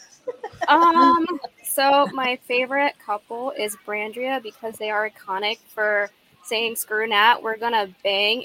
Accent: Virginia, United States; I'm from Virginia, and I'm 26

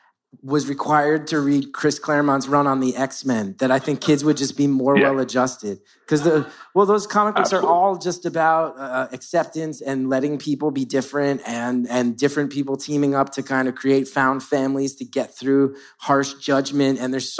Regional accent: Ireland; I'm Irish, like Banshee.

